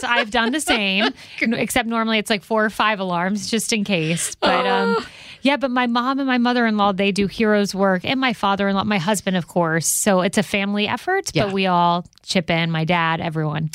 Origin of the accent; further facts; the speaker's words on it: Florida, United States; where I'm from in mm-hmm. Florida